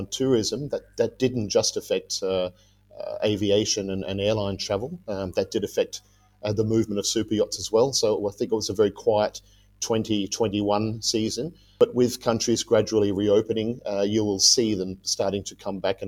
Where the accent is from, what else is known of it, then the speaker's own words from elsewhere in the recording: Western Australia, Australia; moved away as an adult; also born or lived in Rhodesia; now in Yangon, Myanmar; I was born in Western Australia. I spent a bit of time in Rhodesia when I was younger.